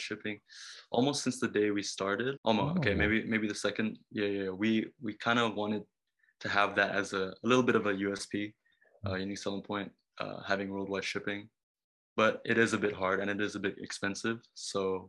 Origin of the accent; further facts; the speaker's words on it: Bali, Indonesia; also born or lived in Japan; I was born in Bali